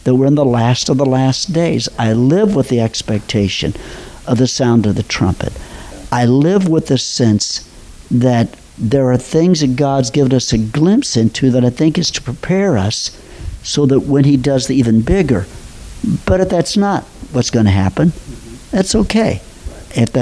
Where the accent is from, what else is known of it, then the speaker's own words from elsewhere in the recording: Robinson, Illinois, United States; moved away; I'm from Southern Illinois. I grew up, graduated from high school in Robinson, Illinois.